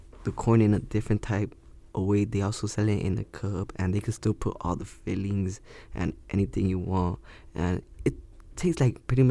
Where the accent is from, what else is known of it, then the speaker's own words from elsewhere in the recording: Miami, Florida, United States; also born or lived in El Salvador; Growing up in Miami and being Hispanic